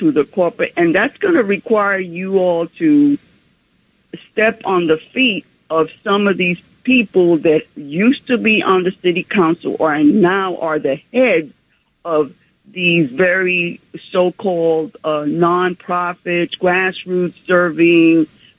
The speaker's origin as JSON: {"language": "English", "town": "New York City", "region": "New York", "country": "United States", "tie": "born or raised there", "said": "from Central Harlem, lifelong New Yorker."}